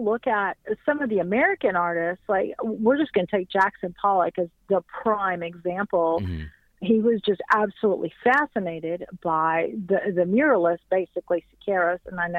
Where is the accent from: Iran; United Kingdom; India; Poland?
Iran; I'm from Iran, so being a little banished from my own country, I kind of adopted Mexico and South America as my plight.